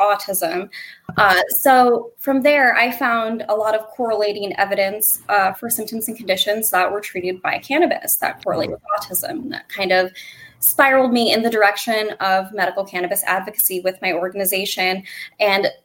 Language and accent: English; Northwest Ohio, United States; I hail from Northwest Ohio